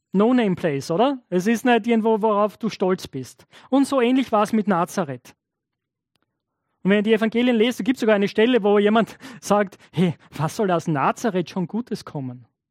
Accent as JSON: {"language": "German", "town": "Knittelfeld", "region": "Styria", "country": "Austria", "said": "ich komme aus Knittelfeld"}